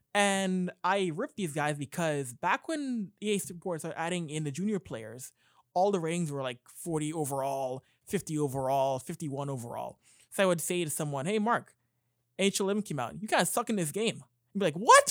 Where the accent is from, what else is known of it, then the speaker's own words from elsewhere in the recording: Canada; being a Canadian kid at sixteen years old